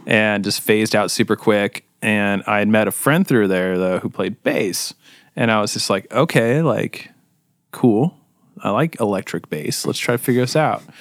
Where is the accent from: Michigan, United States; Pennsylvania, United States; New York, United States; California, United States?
California, United States; Costa Mesa; I was born and raised in Costa Mesa as well